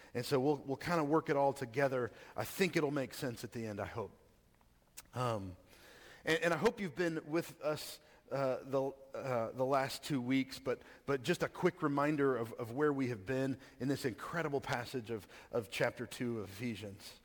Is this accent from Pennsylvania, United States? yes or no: no; Texas, United States; I grew up in Texas